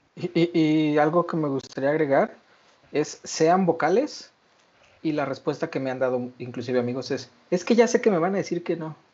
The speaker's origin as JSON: {"language": "Spanish", "country": "Mexico", "said": "como mexicanos somos muy eh, enamoradizos"}